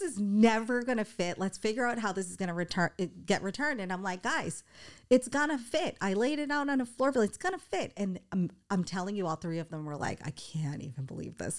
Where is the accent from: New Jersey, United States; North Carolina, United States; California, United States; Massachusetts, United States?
Massachusetts, United States; Boston; moved away; I'm from Boston